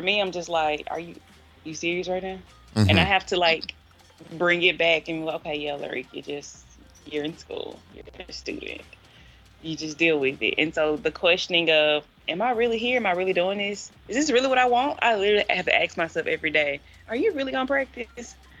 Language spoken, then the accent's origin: English; Clinton, Mississippi, United States; moved away as an adult; now in Nashville, United States; I'm from Clinton, Mississippi